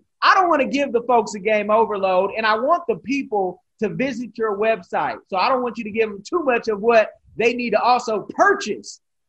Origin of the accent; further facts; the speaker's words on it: Oakland, California, United States; I'm from Oakland, all of Oakland.